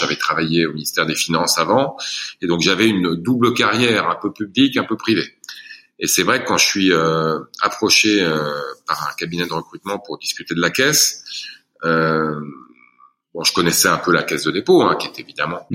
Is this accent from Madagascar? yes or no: no; France; moved away as an adult; j'ai grandi dans une, dans cité HLM